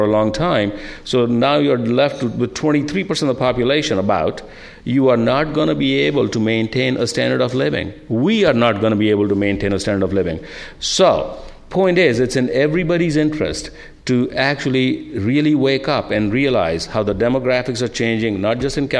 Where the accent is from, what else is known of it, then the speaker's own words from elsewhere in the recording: India; moved away as an adult; now in United States; As Linda came from Greece, I came from India, and I'm glad I did